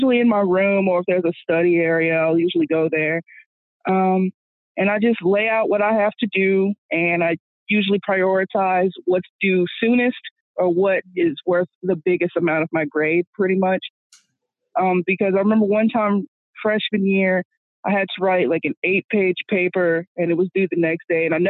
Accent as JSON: {"language": "English", "town": "Houston", "region": "Texas", "country": "United States", "said": "I'm from Houston, so you know, H-Town"}